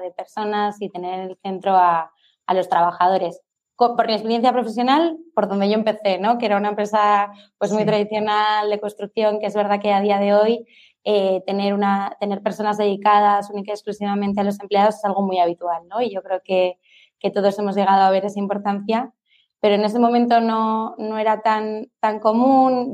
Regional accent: Palma, Balearic Islands, Spain; Soy de Palma

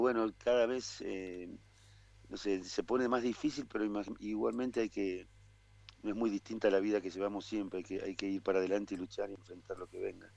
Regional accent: Buenos Aires, Argentina; moved away as an adult; now in Nono, Argentina; soy, porteño y, y hace veintipico de años me vine a vivir a la sierra

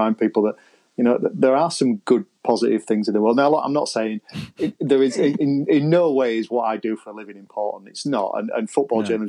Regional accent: Pudsey, Yorkshire and the Humber, United Kingdom; I'm from Pudsey, just on the outskirts of Leeds

